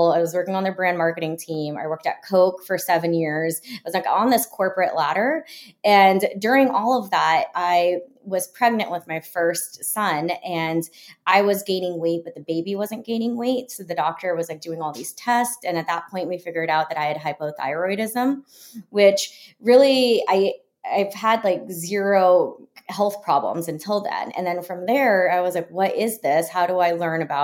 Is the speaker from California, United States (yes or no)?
no; Florida, United States; I grew up in Florida